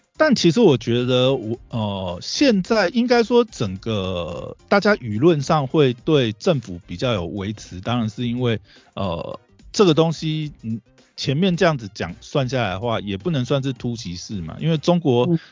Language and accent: Chinese; Taiwan; 我们台湾人